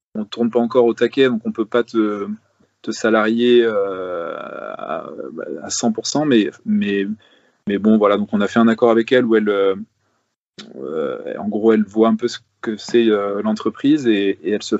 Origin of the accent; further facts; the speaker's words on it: Paris, Île-de-France, France; moved away; j'ai grandi à Paris.